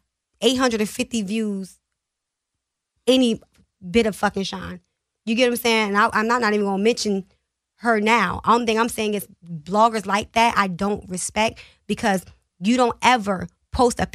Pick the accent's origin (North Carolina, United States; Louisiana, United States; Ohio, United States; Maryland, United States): Maryland, United States; Baltimore; Baltimore, like all over there. I grew up in Sandtown, in Emerson.